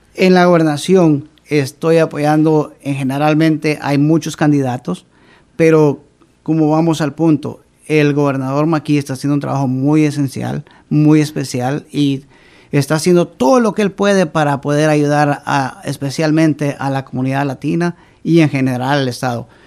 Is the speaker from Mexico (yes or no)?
no; Río Hondo, Zacapa, Guatemala; now in Providence, United States; Yo vengo del departamento de Zacapa, soy originario de Riondo